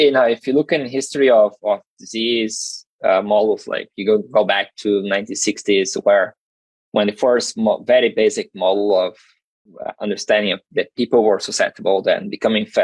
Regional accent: South Region, Brazil; English is a second language; moved away as an adult; And I'm originally from Brazil, so my master and PhD were were done all down in the south.

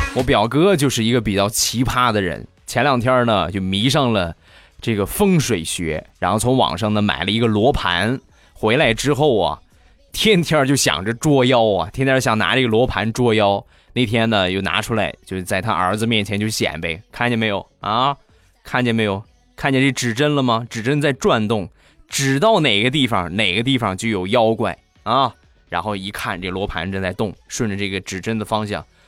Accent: Shandong, China; accent: Shandong; 我是山东人啊，不是东北人

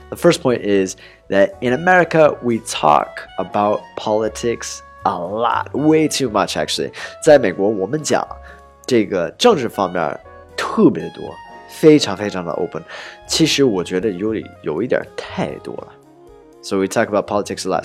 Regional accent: Portland, Oregon, United States; moved away; my hometown is Portland, Oregon

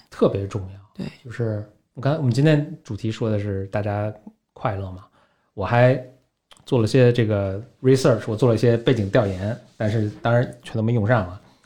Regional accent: Beijing, China; also born or lived in San Francisco; 我等于第一代北京人，我父母并不是

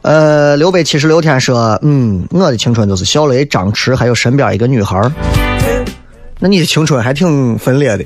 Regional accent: Shaanxi, China; 塑造我们陕西人现在就这个样子

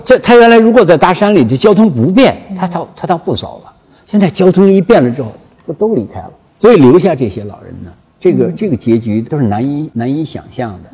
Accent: China; 所以我们中国人呢， 才就是崛起

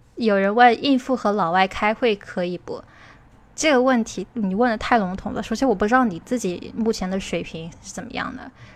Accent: China; 我们中国人学英语的时候

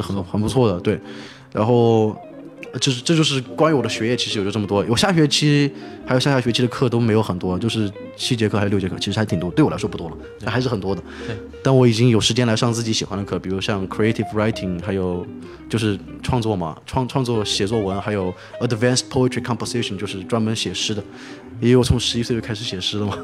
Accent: China; now in New Orleans, United States; 我是个中国人

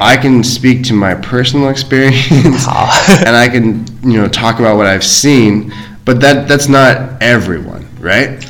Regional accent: United States; now in China; I'm American, and in America, it's the same for me.

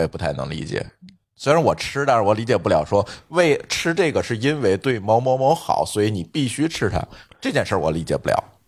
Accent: northern China, China; 在咱北方

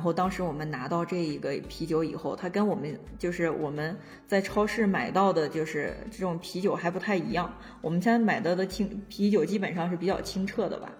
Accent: Inner Mongolia, China; 我是 土生土长的内蒙古人

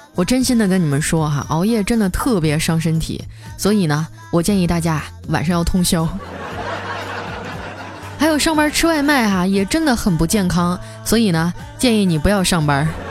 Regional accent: northern China, China; now in Shanghai, China; 我是北方人

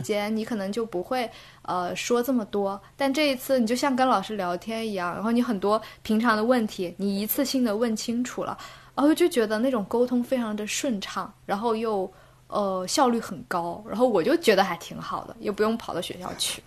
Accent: Guilin, Guangxi, China; moved away as an adult; also born or lived in Beijing; now in London, United Kingdom; 从北京回到家，我是桂林人，回到桂林之后呢

